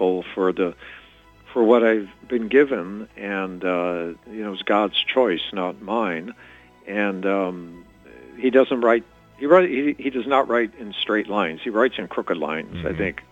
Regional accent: Chicago, Illinois, United States; I grew up in the Chicago area, Chicago's a very Catholic city

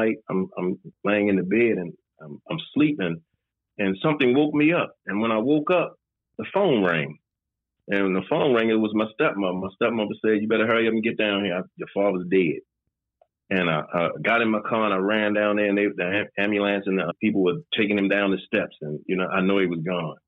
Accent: Baltimore, Maryland, United States; I'm originally from Baltimore, Maryland. I grew up all my life.

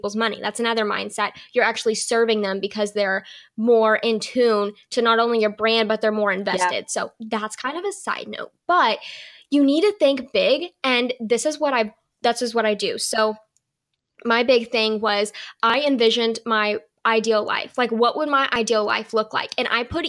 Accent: the South, United States; I'm from the South

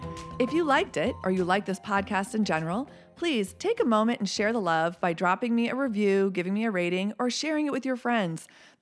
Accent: Texas, United States; my home state is Texas.

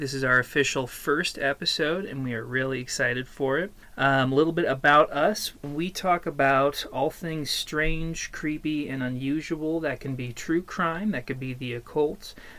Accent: Midwest, United States; I'm originally from the Midwest

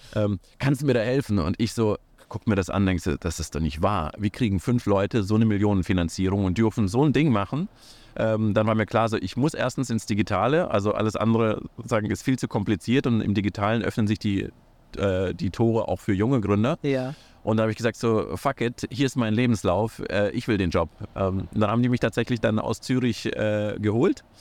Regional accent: Kazakhstan; now in Germany; ich bin in Kasachstan geboren, ich bin äh, nach Deutschland gekommen

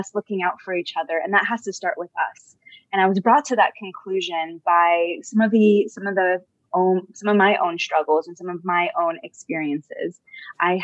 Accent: Southern California, United States; also born or lived in Los Angeles / Israel / India; born and raised in Southern California

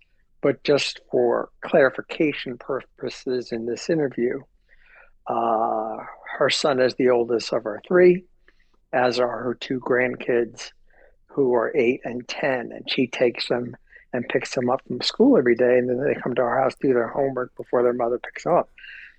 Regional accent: New York, United States; also born or lived in Miami; So I was born in New York and lived in and around the Northeast.

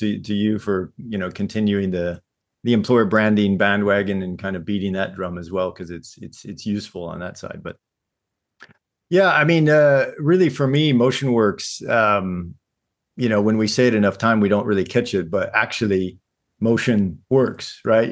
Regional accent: St. Louis, Missouri, United States; moved away as an adult; now in Japan; originally I'm from St. Louis, Missouri. Grew up in the same house, same place until I was about 18.

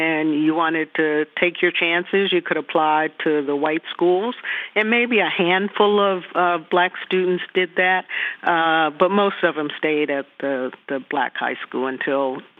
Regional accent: Greensboro, North Carolina, United States; But I grew up in Greensboro. It was my first experience in a segregated community.

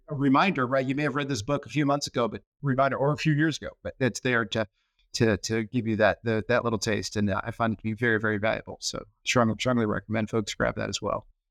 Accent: Connecticut, United States; now in Arizona, United States; I grew up in Connecticut and, uh, lots of family in Massachusetts, so I'm New England through and through

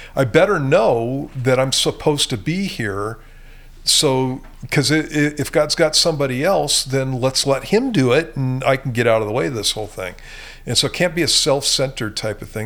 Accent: Southern California, United States; moved away; I grew up in Southern California, and that's where I got saved at.

